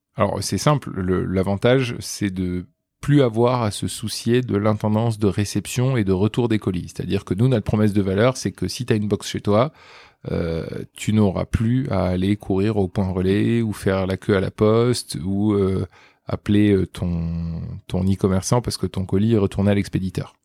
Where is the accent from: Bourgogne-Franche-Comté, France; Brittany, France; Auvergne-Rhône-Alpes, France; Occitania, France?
Occitania, France; Toulouse; now in Paris, France; je viens de Toulouse